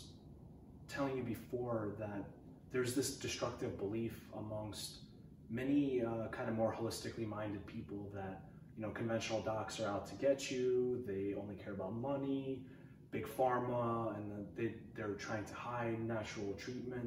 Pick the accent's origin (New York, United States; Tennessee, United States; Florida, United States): New York, United States; moved away as an adult; now in Portland, United States; I come from the East Coast. I was living in New York most of my life